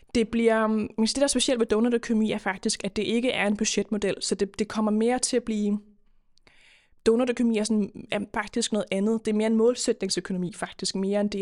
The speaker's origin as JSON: {"language": "Danish", "town": "Køge", "region": "Zealand", "country": "Denmark", "moved": "yes", "lives_now": "Copenhagen, Denmark", "said": "Jeg er egentlig fra Køge oprindeligt, men, med, øh, men bor i København nu"}